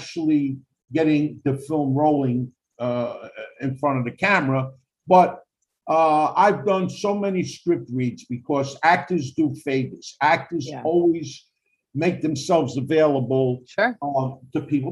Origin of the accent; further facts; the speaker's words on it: New York, United States; I grew up in Spanish Harlem, but it was all Italian